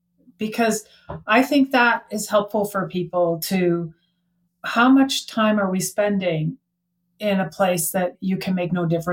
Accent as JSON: {"language": "English", "country": "Canada", "said": "I mean, I'm from Canada. I had to go to California."}